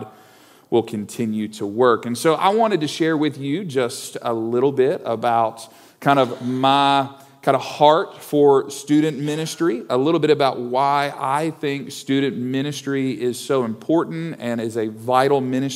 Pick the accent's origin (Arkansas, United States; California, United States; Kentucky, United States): Kentucky, United States; Owensboro; I grew up in Owensboro, Kentucky, so just to the west of here, down the river a little ways